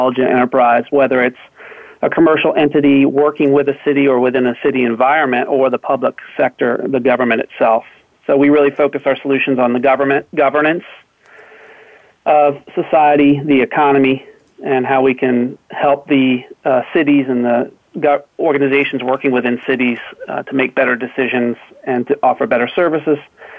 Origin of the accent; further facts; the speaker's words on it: Oakton, Virginia, United States; I'm calling from Oakton, Virginia, which is about 15 miles outside of Washington, D.C. Lived here all my life and love having family and friends that I've known all my life surrounding the area.